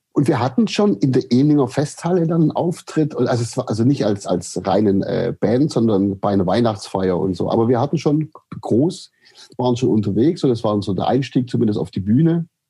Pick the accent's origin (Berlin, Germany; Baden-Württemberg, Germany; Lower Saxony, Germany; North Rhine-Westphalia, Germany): Baden-Württemberg, Germany; Aidlingen; aufgewachsen bin ich äh, im Landkreis Böbling in der, im, man sagt, da gibt es so eine Gegend, die heißt Heckengäu und das ist die Perle des Heckengäus, wie die Ortschaft sich selber nennt. Und äh, das ist der Ort Eidlingen